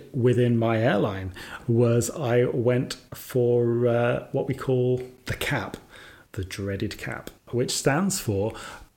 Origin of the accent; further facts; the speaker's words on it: Sutton Coldfield, West Midlands, United Kingdom; where I was born in Sutton Coldfield.